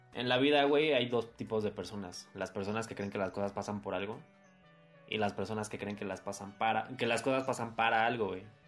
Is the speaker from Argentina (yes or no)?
no; Mexico; sigo estando en mi casa, güey, sigo estando en mi país